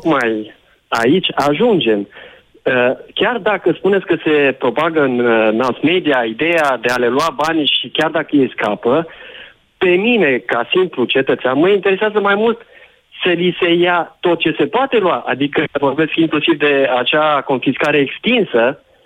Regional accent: Transylvania, Romania; moved away as an adult; also born or lived in Bistrița / Cluj; now in Constanța, Romania; sunt uh, născut și crescut în Ardeal.

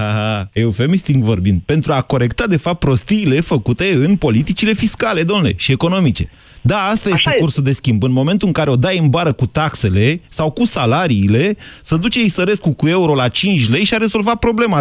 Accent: Romania; noi românii

